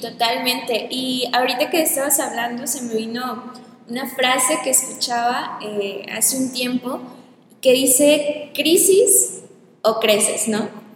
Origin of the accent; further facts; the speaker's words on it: Mexico; presentándome como pues como mexicana, eh, que es el país de donde soy